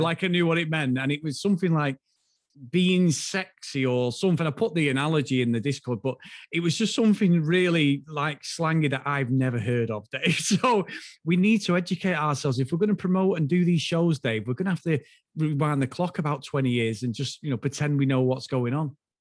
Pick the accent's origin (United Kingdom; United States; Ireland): United Kingdom; the north of England; from the north, but we're not Newcastle